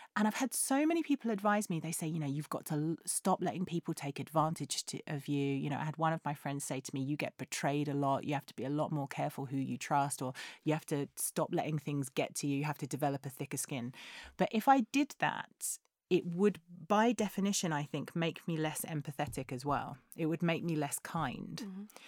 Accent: England, United Kingdom; we're English

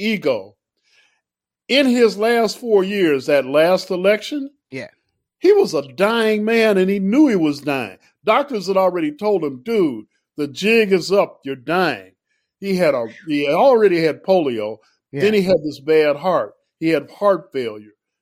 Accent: Chicago, Illinois, United States; I grew up in Chicago, right? Mayor Daley was the mayor from my whole childhood in Chicago

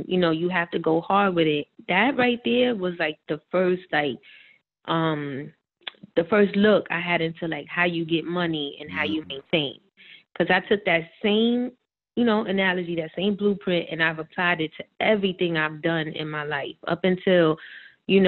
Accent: New York City, New York, United States; also born or lived in Bronx, New York / Washington Heights, New York; I grew up in the Heights also. Like, I was going back and forth between my mom and my dad

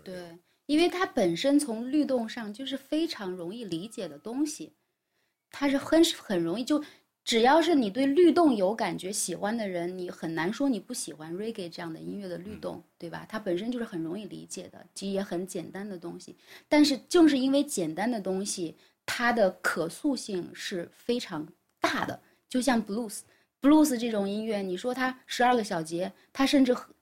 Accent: Guiyang, Guizhou, China; moved away; 贵阳是在贵州的唯一的一站，也是我的老家

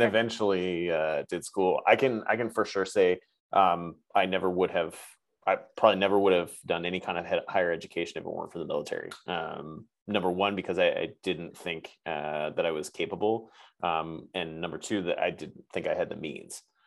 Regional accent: New England, United States; moved away as an adult; now in California, United States; New England better, uh, where mm-hmm. I'm like originally from

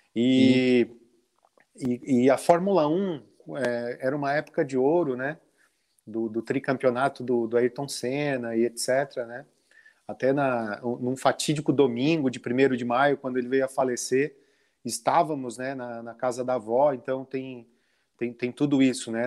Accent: Lauro Müller, Santa Catarina, Brazil; also born or lived in Orleans, Santa Catarina; eu nasci na cidade de Lauro Miller. É, uhum. Com 12 anos, então vivi até 12 anos em Lauro Miller

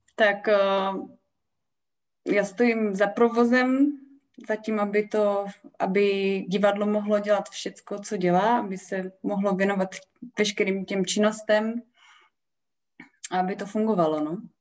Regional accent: Olomouc, Olomouc Region, Czechia; já jsem prostě z Olomouce, já jsem z Olomouci úplně uh, velice úzce spjatá

